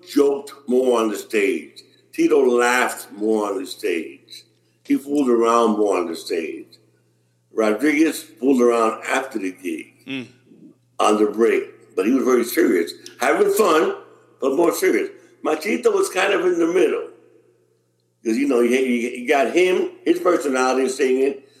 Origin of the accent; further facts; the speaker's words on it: New York, United States; I'm a New Yorker